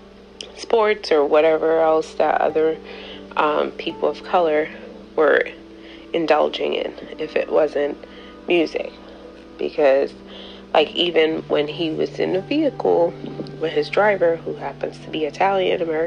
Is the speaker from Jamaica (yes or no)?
yes; Jamaica